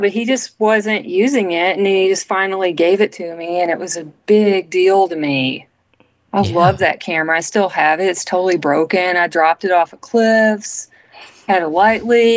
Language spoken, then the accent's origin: English; Arkansas, United States; the people I grew up around in Arkansas